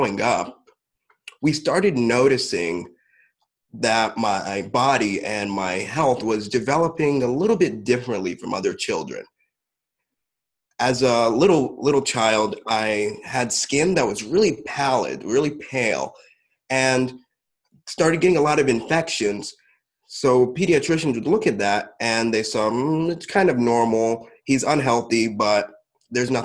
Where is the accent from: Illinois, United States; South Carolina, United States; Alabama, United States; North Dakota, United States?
Illinois, United States; Champaign; I was born in Champaign, Illinois, in a relatively small town over here.